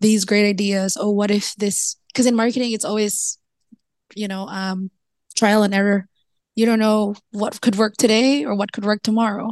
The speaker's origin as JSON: {"language": "English", "country": "Philippines", "said": "I'm from the Philippines."}